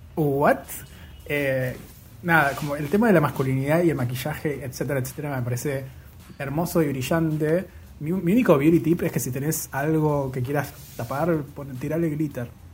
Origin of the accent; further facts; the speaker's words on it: Bariloche, Río Negro, Argentina; soy de Bariloche